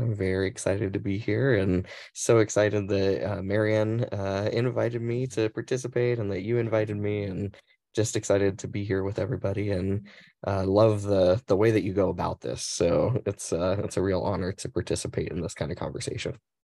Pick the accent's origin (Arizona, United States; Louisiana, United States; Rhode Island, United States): Arizona, United States; Mesa; also born or lived in Phoenix, Arizona; I was born and raised in, uh, Mesa, Arizona